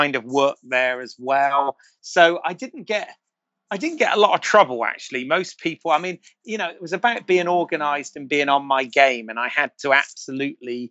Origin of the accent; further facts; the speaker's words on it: United Kingdom; accent: British; moved away as an adult; also born or lived in Florida; I was, as a Brit, I was a little bit of a novelty to everyone, meaning, you know, everybody liked the accent